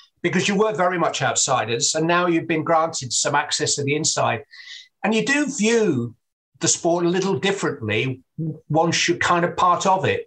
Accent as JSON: {"language": "English", "region": "England", "country": "United Kingdom", "said": "I'm an Englishman"}